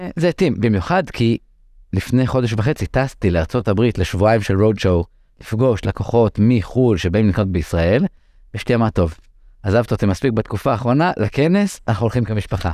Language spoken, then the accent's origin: Hebrew; Israel; first language English; גדלתי במשפחה דוברת אנגלית. אימא שלי עלתה מארצות הברית, אבא שלי עלה מארגנטינה